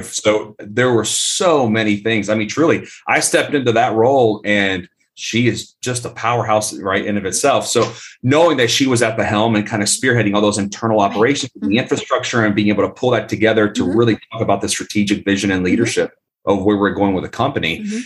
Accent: Tampa, Florida, United States; also born or lived in Colombia; I was born and raised in Tampa, Florida

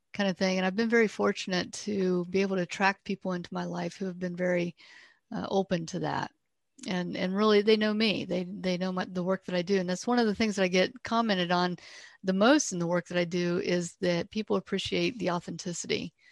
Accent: Ohio, United States; I grew up here in Ohio

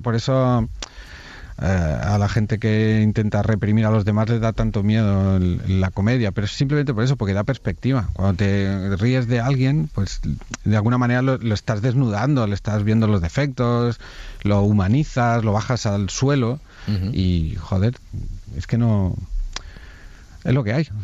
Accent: Cardona, Catalonia, Spain; Yo soy de Cardona

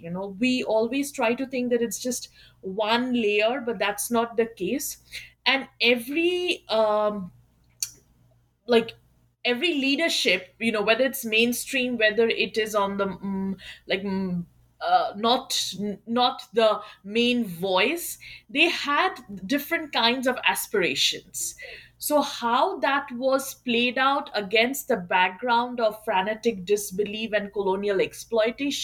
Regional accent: Kolkata, West Bengal, India; moved away as an adult; now in United States

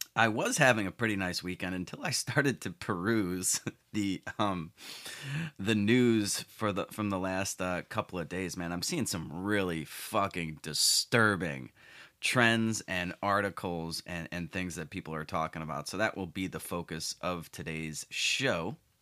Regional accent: Chicago, Illinois, United States; my hometown shithole city of Chicago

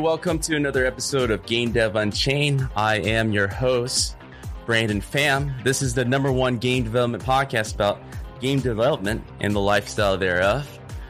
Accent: Vietnam; I guess I'm from Vietnam.

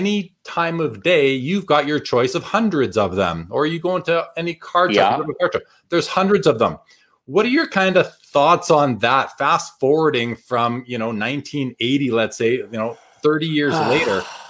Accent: Winnipeg, Manitoba, Canada; growing up in Winnipeg, going to the games with my dad as a 5-6 year old

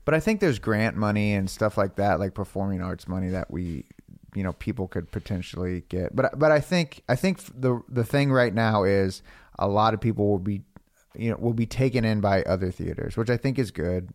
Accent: Florida, United States; now in Los Angeles, United States; I'm from Florida

